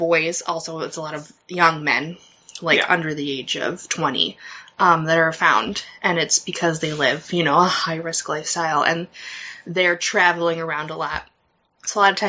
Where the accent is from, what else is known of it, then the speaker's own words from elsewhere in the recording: United States; accent: American; I don't have a Midwest accent. Fuck you. I have a real person accent, okay? I don't sound like I'm from Minnesota or Wisconsin. I sound like I am just a person. This is an American accent.